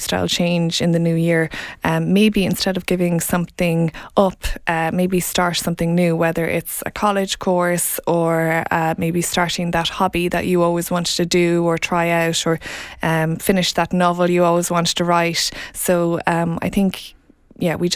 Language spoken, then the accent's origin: English; Offaly, Ireland; also born or lived in London; I am from Offaly